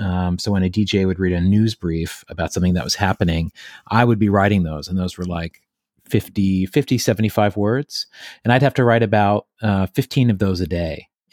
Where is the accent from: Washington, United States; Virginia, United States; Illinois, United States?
Virginia, United States; Clover Hollow; Well, I grew up in Southwest Virginia, a place called Clover Hollow. It's in the Appalachian Mountains. And I grew up there on a farm